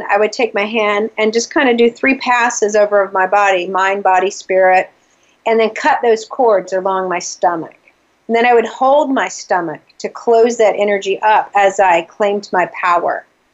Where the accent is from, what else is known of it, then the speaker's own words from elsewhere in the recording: the South, United States; moved away as an adult; also born or lived in Atlanta, Georgia; now in New England, United States; because I'm from the South, I always pick on my accent.